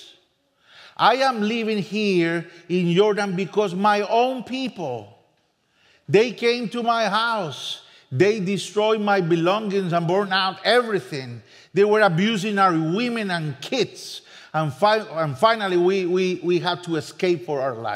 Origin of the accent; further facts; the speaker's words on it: San José, Costa Rica; first language Spanish; English is a second language; moved away as an adult; now in Spain; I'm from Costa Rica, San Jose